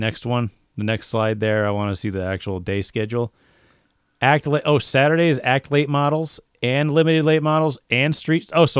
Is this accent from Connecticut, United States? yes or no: yes; Connecticut, United States; like where we're from Eastern Central Connecticut.